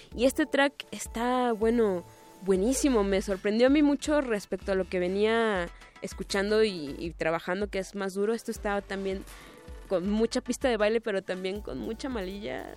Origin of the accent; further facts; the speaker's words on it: Guadalajara, Jalisco, Mexico; soy de Guadalajara